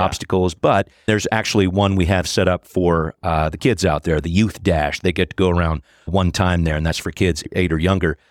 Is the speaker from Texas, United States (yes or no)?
no; Los Angeles, California, United States; now in Seattle, United States; I grew up in the Los Angeles area